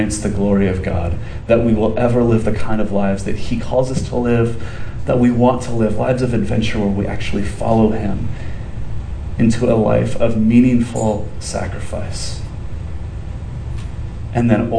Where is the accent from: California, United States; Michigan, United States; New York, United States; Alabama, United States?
California, United States; Southern; we grew up in Southern California